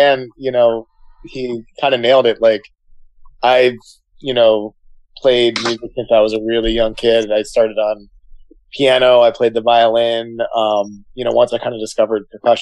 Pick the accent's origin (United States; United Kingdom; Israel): United States; Midwest; now in San Francisco Bay Area, United States; little kid growing up in the Midwest